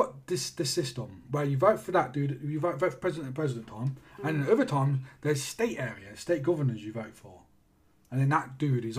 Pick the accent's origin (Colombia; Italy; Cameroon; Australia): Australia; I'm fucking Australian. What do I care about what Australians think?